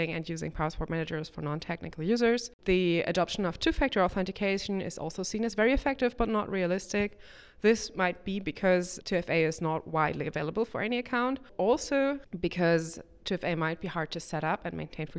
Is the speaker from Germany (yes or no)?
yes; Germany; I'm from Germany, from the University of Bonn